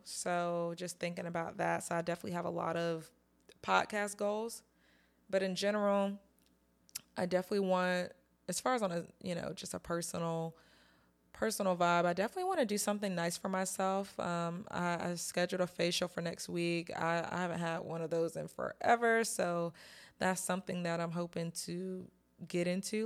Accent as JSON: {"language": "English", "region": "North Carolina", "country": "United States", "moved": "yes", "said": "I'm from North Carolina, but I don't live there anymore"}